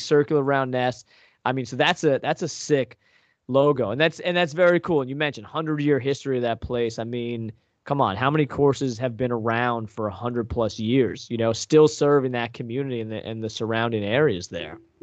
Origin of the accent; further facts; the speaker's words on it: Long Island, New York, United States; now in Northeast Pennsylvania, United States; I grew up on Long Island